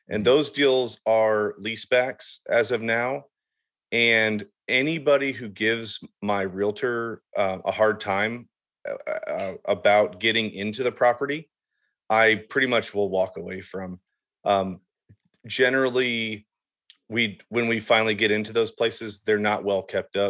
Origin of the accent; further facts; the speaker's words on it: Southern Indiana, United States; I grew up in Southern Indiana